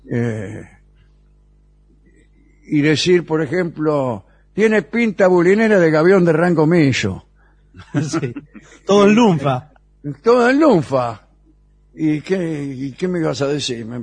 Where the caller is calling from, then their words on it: Rosario, Santa Fe, Argentina; Hola a todos … de Rosario.